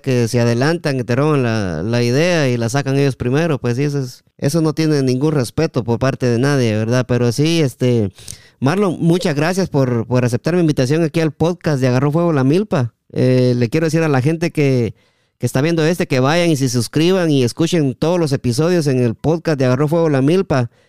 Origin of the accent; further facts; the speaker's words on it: El Progreso, Jutiapa, Guatemala; also born or lived in Las Malvinas; now in United States; estamos aquí en Estados Unidos y somos de Jutiapa, del Progreso especialmente